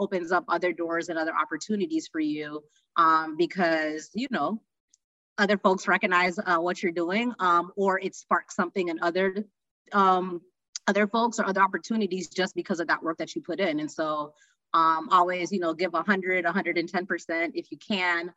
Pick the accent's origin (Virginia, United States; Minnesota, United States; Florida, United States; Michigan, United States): Minnesota, United States; I was from Minnesota